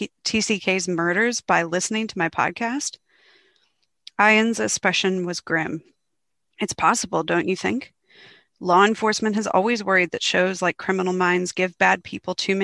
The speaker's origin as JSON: {"language": "English", "country": "United States", "moved": "yes", "lives_now": "Australia", "said": "I am considered an Australian author as well as an American author since I've lived here for 7 years now and I'm a dual citizen"}